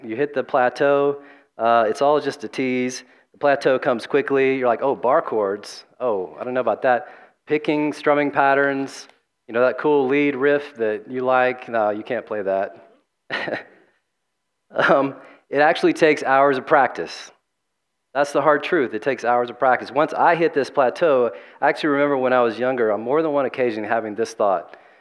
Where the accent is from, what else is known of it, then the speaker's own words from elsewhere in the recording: the South, United States; growing up in the Southern Baptist South